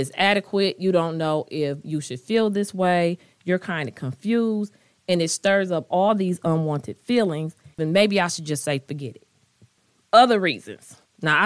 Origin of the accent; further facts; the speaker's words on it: United States; I am African American. I am Black